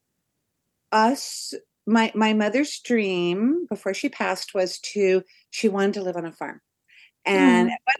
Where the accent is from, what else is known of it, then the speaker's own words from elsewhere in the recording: Portland, United States; moved away; I'm from Portland.